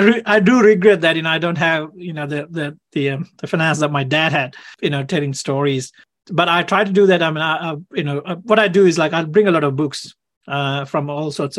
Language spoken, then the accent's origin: English; Sri Lanka; now in Australia; I grew up in Sri Lanka